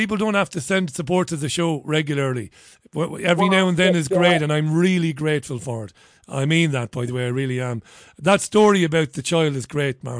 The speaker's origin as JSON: {"language": "English", "town": "Waterford", "region": "Munster", "country": "Ireland", "tie": "born or raised there", "said": "I knew some firefighters in my hometown of Waterford"}